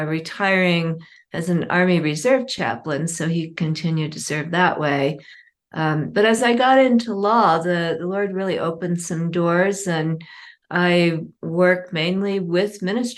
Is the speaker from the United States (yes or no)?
no; Indonesia; Well, I grew up in Indonesia. My parents were doing work with an unreached people group